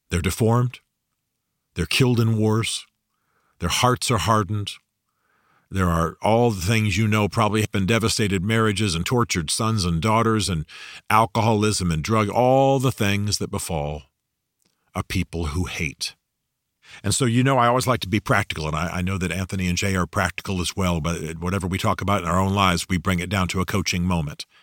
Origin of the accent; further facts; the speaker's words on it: Germany; you know I grew up in Germany, loved the Germans